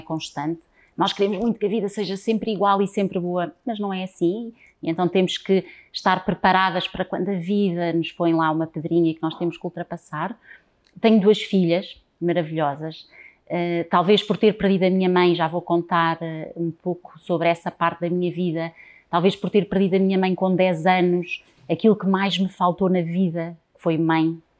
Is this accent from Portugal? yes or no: yes; Lisbon, Portugal; eu sou lisboeta, alfacinha, nascida em Lisboa